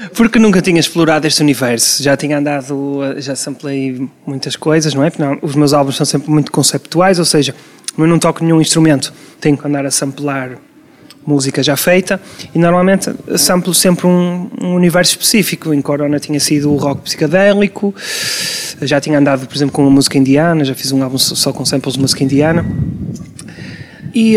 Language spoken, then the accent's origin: Portuguese; Porto, Norte, Portugal; also born or lived in Vila Nova de Gaia, Portugal; eu sou portuense de primeira geração, a minha família toda é do Distrito da Guarda